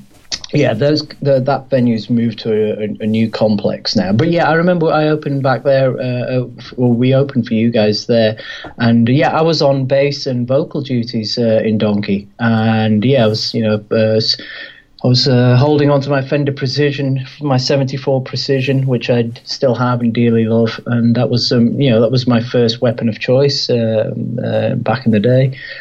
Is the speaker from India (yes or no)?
yes; India; because I'm Indian, that's my background, I'm a Hindu.